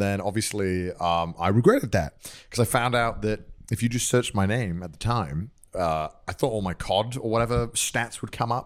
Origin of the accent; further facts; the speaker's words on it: North Wales, United Kingdom; moved away as an adult; now in Japan; I grew up in, like, I grew up in North Wales